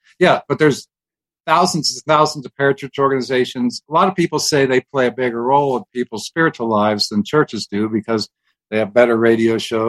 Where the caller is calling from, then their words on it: Colorado Springs, Colorado, United States